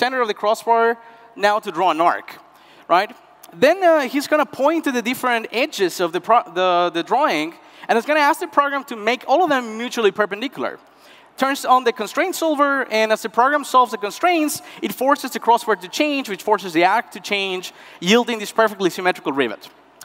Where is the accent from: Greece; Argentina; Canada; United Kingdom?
Argentina; Northwest Argentina; moved away; Around 10 years ago, I left my hometown in the heart of the northwest of Argentina